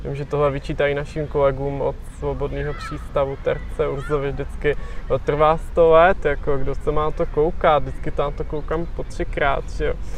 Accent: Czechia

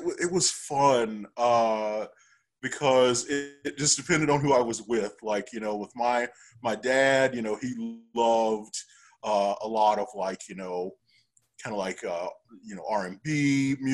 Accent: Arkansas, United States; moved away; I'm from Arkansas originally.

